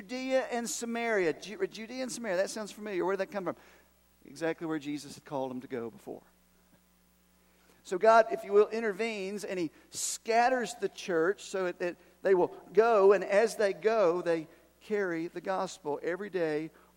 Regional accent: Erwin, Tennessee, United States; I'm from Irwin

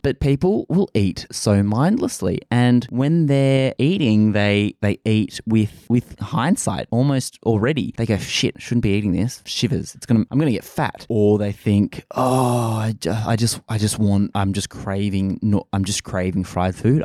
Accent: Australia; accent: bogan Australian; I am Australian

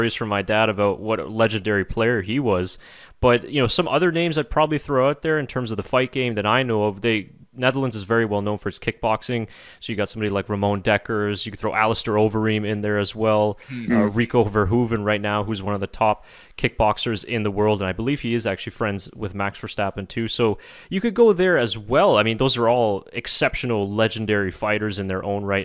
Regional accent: Canada; we are not Dutch, we are Canadian

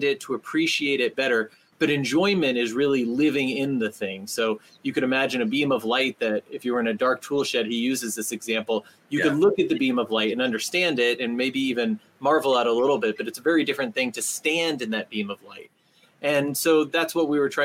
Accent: Southern California, United States; also born or lived in New Jersey / Tennessee; now in South Bend, United States; Born in Jersey, lived a little while in Tennessee, and raised in Southern California

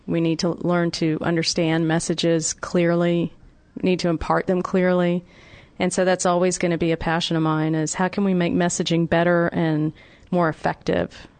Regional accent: Atlanta, Georgia, United States; My hometown of Atlanta

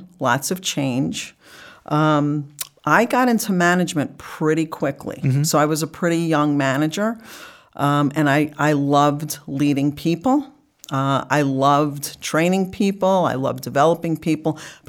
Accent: North Bergen, New Jersey, United States; moved away; also born or lived in Florida / New York; So I grew up in North Bergen, New Jersey.

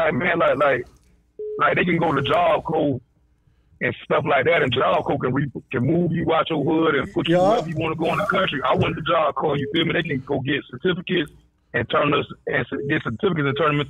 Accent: Hollywood, Florida, United States; now in San Antonio, United States; I've only been out here 3 years, though, bro. Like, but I'm originally from, like, Hollywood, Florida.

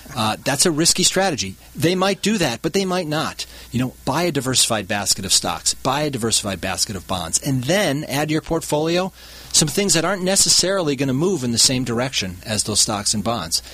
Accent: Milwaukee, Wisconsin, United States; moved away; I grew up in the Milwaukee, Wisconsin area

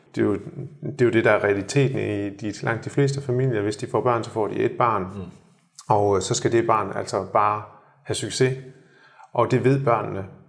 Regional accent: Denmark; moved away as an adult; now in Shanghai, China

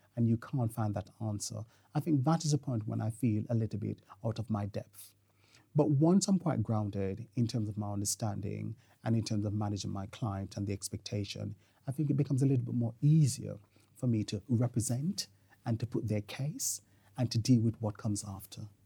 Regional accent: Jamaica; moved away; I'm Jamaican by birth

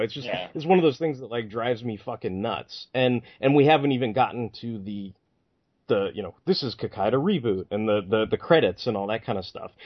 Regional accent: United States; as an American

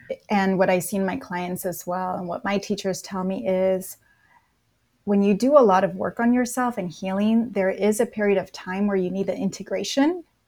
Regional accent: Napa, California, United States; moved away as an adult; now in Los Angeles, United States; So I'm in Los Angeles and I grew up in Napa, California

